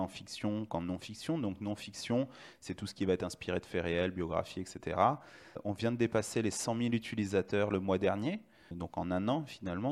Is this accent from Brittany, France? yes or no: no; Lyon, Auvergne-Rhône-Alpes, France; je suis de Lyon, mais j'ai fait euh, mon IUT à Saint-Etienne